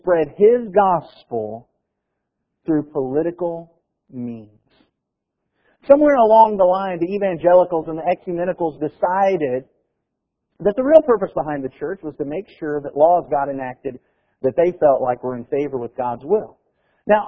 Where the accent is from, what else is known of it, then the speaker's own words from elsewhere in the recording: United States; we are Americans